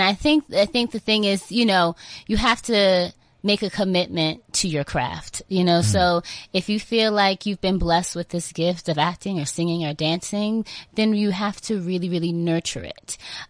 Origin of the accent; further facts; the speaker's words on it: New York, United States; I grew up in New York, actually, about an hour away from New York City.